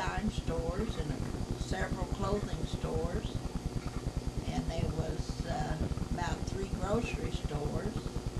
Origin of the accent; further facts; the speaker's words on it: Marshland, United States; also born or lived in Buffalo; I lived in Marshland all my life, you might say.